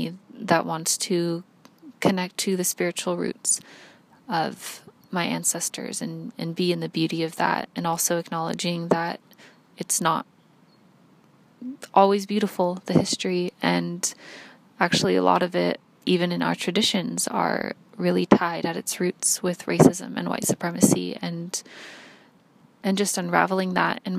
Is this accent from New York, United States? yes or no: no; LA Basin area, Southern California, United States; now in United Kingdom; I'm originally from Southern California on the occupied territories of the Tongva Nation, LA Basin area.